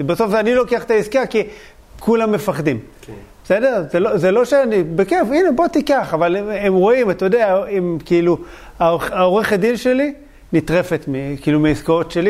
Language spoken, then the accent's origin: Hebrew; Bat Yam, Tel Aviv District, Israel; born or raised there